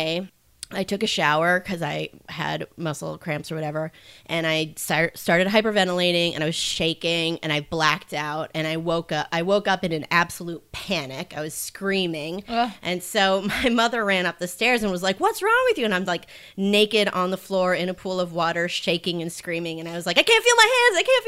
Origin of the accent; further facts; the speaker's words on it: Minnesota, United States; moved away as an adult; now in San Francisco, United States; I'm originally from Minnesota